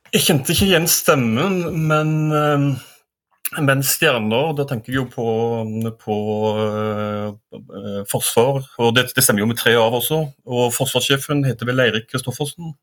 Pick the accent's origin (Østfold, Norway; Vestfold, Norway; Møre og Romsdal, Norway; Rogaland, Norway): Rogaland, Norway; Stavanger; now in Oslo, Norway; jeg er fra Stavanger